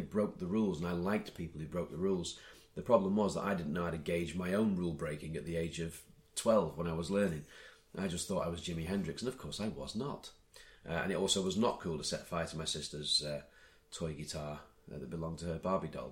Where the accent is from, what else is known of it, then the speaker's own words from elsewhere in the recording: Blackpool, North West England, United Kingdom; I'm that guy from Blackpool